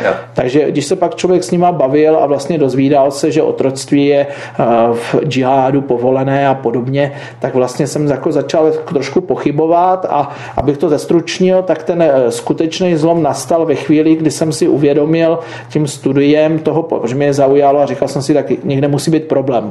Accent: Beskid Mountains, Moravian-Silesian Region, Czechia; já pocházím z Beskidských hor

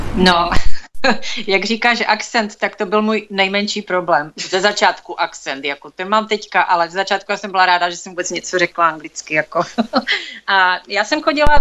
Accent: Czechia; accent: Czech; moved away as an adult; now in United States; bostonský akcent, ale ten já nemám, já mám pořád ten český

